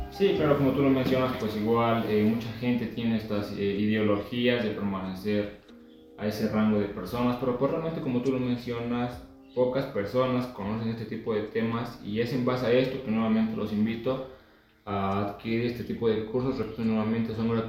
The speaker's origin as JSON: {"language": "Spanish", "country": "Mexico", "said": "como mexicanos no tenemos aquella cultura eh, financiera"}